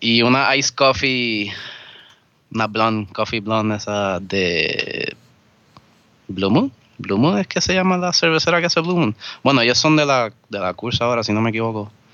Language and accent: Spanish; Vega Alta, Puerto Rico; now in Cupey, Puerto Rico; me considero de Vega Alta, porque allí fue que me crié